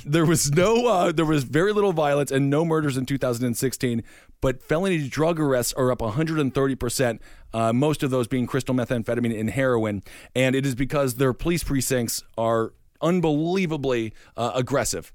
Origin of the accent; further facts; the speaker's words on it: Stevens Point, Wisconsin, United States; my hometown of Stevens Point